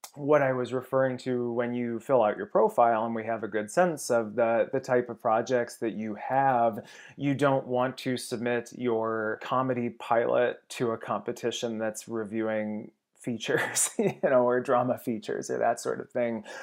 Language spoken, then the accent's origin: English; Ohio, United States; moved away as an adult; now in Los Angeles, United States; certainly in Ohio, I had no grasp of what the film industry was